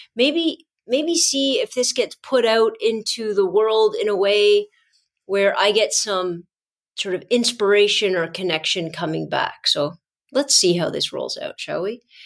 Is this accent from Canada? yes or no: yes; Canada; our history, Canadian history with our Indigenous peoples